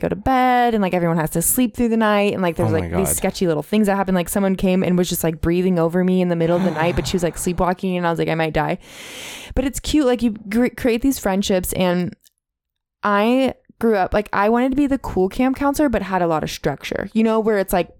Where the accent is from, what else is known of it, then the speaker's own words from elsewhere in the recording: California, United States; Because I grew up camping in Northern California where there's like redwoods.